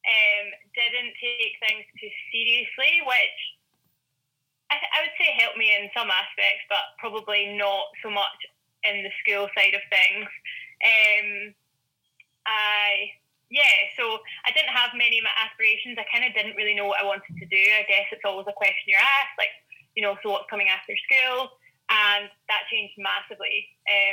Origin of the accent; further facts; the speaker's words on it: Glasgow, Scotland, United Kingdom; I'm from Glasgow.